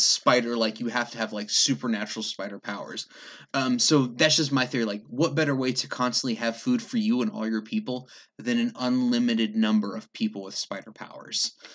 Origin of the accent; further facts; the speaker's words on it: England, United Kingdom; moved away; I grew up in England